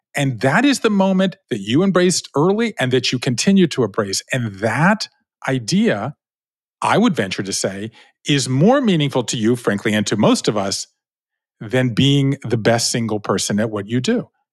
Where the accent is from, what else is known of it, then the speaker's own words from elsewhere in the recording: Savannah, Georgia, United States; moved away; I grew up in Savannah, Georgia, right? Five generations of Jews in the South